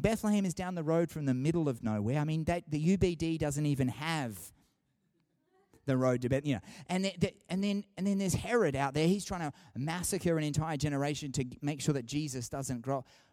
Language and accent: English; Sydney, New South Wales, Australia; now in Canberra, Australia; I grew up in Sydney